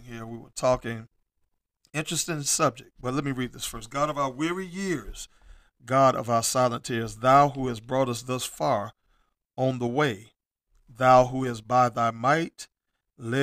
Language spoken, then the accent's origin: English; United States